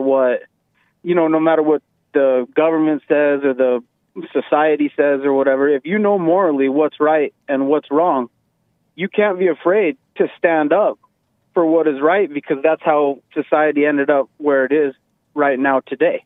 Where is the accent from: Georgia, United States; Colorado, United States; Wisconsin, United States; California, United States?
Colorado, United States; I grew up in the Colorado area.